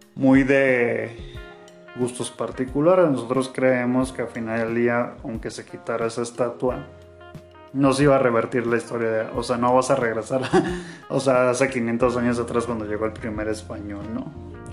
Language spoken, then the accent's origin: Spanish; Guanajuato, Mexico; nosotros somos de acá, de una ciudad que lo vamos a dejar en el aire, el nombre de la ciudad, pero podemos compartir que estamos en Guanajuato